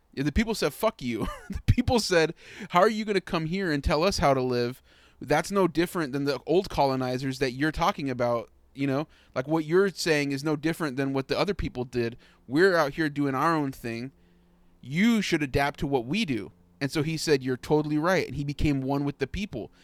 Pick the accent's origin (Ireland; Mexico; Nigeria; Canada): Mexico; I'm from Mexico